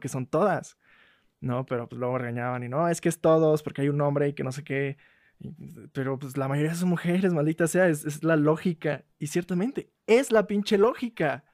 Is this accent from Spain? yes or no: no; Mexico; como mexicanos hablamos de la patada